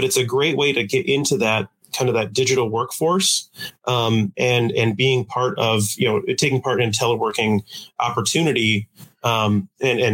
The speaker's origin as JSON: {"language": "English", "town": "Coldwater", "region": "Michigan", "country": "United States", "tie": "born or raised there", "also_born_or_lived": "Marquette, Michigan / East Lansing, Michigan", "said": "I've born and raised here. I grew up in Coldwater, went to school in Marquette and East Lansing"}